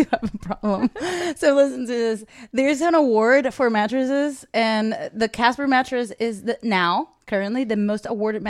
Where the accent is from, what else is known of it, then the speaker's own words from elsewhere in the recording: United Kingdom; I am British.